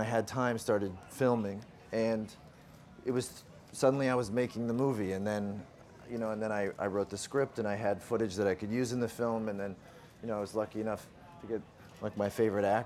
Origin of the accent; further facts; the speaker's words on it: Canada; I'm from Canada.